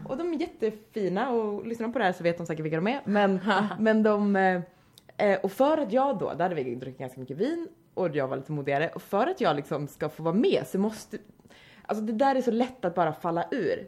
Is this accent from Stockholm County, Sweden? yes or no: no; Vänersborg, Västra Götaland, Sweden; någon liten småstad i Vänersborg där jag kommer ifrån